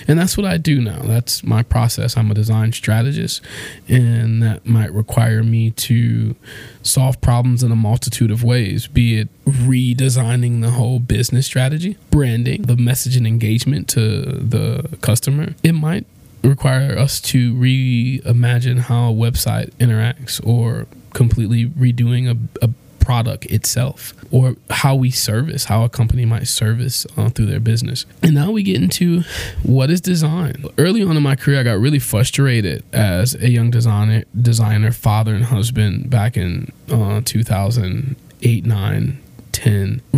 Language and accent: English; Detroit, Michigan, United States; I was born here in Detroit, Michigan, right between Dexter and Linwood. I went to Central High School, Durfee Middle School, Malcolm X Academy, Wayne State University